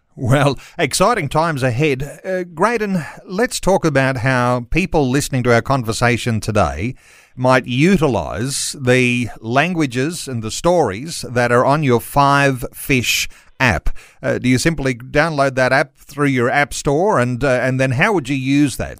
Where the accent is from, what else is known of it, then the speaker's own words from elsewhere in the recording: Australia; as English speaking Aussies